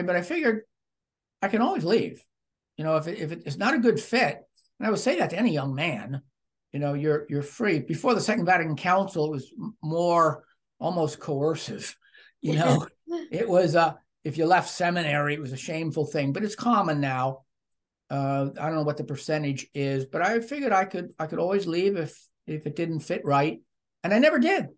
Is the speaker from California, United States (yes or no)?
no; hometown near Camp Hill, Pennsylvania, United States; also born or lived in Missouri; I was working as a newspaper reporter in my hometown after having acquired a Master of Arts in Journalism at University of Missouri. And I was living on my own. My mother was only a few miles away in Camp Hill